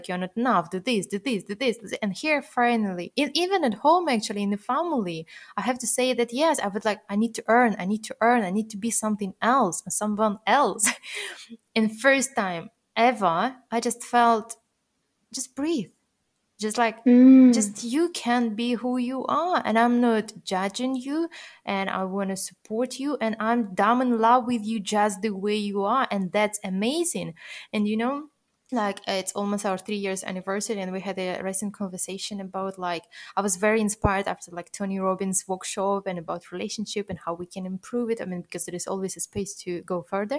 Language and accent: English; Russia; moved away; I'm originally born and raised in Russia